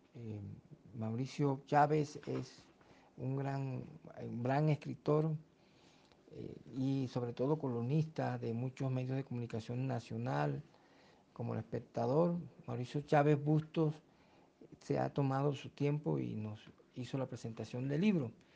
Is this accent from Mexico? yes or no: no; Fonseca, La Guajira, Colombia; moved away; also born or lived in Ipiales; soy de Fonseca en el departamento de La Guajira